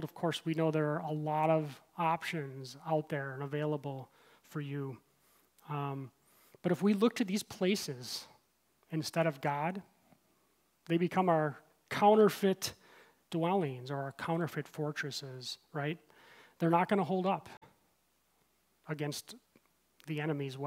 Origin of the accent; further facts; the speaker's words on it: Midwest, United States; moved away; also born or lived in Aurora / Naperville; I grew up in the Midwest